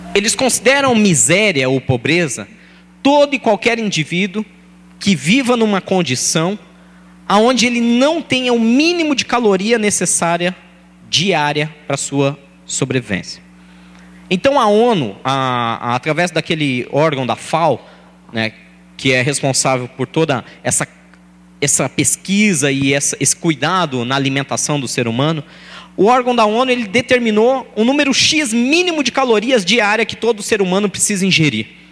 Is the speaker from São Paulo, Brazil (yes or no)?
yes; São Paulo, Brazil; eu nasci e fui criado em Guaianazes